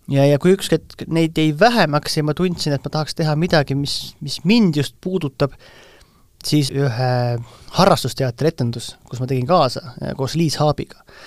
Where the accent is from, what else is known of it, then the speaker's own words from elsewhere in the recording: Vainupea, Lääne-Viru County, Estonia; minu, minu kodukandis Vainupea kabelis